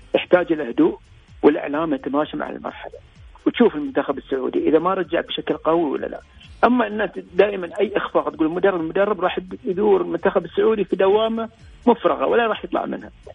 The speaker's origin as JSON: {"language": "Arabic", "country": "Bahrain", "said": "احنا في البحرين"}